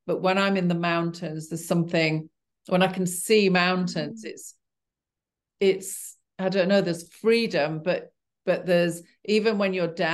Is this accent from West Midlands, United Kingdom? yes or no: no; Yorkshire and the Humber, United Kingdom; I, well, I grew up in Yorkshire as well. And, you know, we did a lot of mountain climbing when I was a kid.